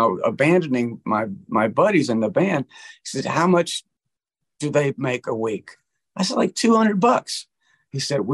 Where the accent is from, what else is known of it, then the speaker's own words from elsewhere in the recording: Montgomery, Alabama, United States; moved away as an adult; I went back home to Montgomery, Alabama, where I grew up